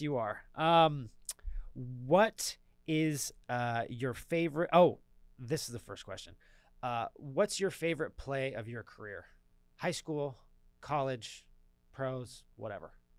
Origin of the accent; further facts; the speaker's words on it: Southern California, United States; now in Atlanta, United States; I'm from Southern California